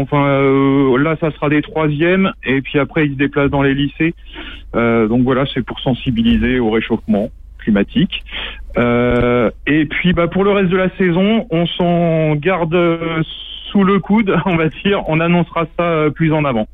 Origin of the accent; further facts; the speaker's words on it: Angers, Pays de la Loire, France; moved away; je suis d'Angers à la base. je suis angevin